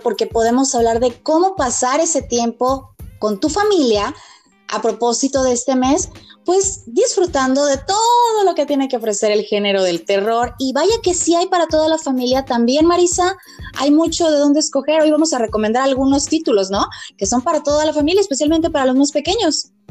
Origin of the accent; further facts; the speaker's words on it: Mexico; nuestra tradición como mexicanos